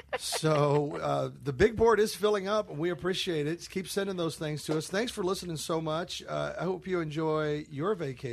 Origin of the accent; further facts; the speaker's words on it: Overland Park, Kansas, United States; also born or lived in Louisville, Kentucky; I was raised in Overland Park, Kansas, but born in Louisville.